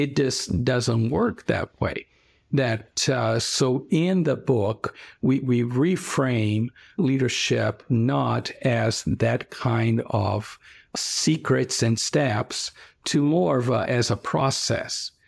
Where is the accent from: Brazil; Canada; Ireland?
Brazil; now in Ohio, United States; I am originally from Brazil, Where I grew up was during the military dictatorship